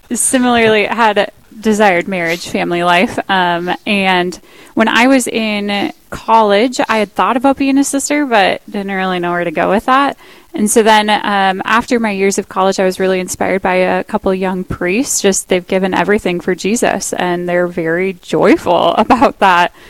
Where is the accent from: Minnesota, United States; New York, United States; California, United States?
Minnesota, United States; Park Rapids; also born or lived in Moorhead, Minnesota; now in Duluth, United States; I'm from Park Rapids, Minnesota